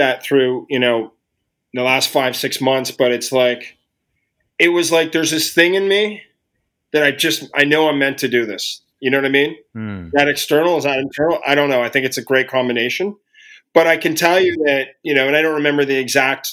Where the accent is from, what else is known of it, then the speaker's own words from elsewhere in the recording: Ottawa, Ontario, Canada; growing up in Ottawa and where it took me. And I'm from Ottawa, Canada